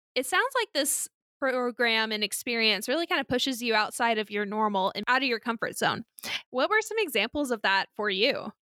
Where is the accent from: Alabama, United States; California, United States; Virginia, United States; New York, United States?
Alabama, United States; I grew up in Alabama